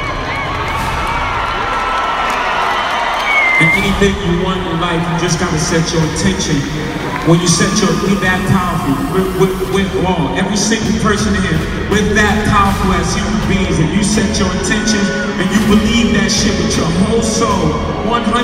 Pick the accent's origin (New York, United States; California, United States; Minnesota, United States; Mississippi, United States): New York, United States; New York City; I'm from Marcy Projects. I'm from Bedford-Stuyvesant, Brooklyn, New York City.